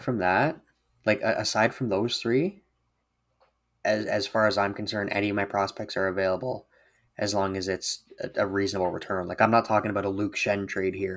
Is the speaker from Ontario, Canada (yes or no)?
yes; Brantford, Ontario, Canada; I grew up in Brantford